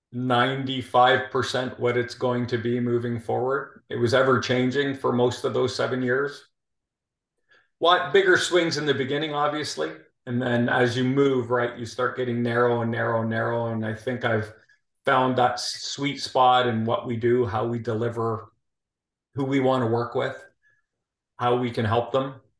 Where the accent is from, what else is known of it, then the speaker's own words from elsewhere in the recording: Toronto, Ontario, Canada; moved away as an adult; also born or lived in Calgary, Alberta, Canada; now in Houston, United States; I'm originally from Toronto.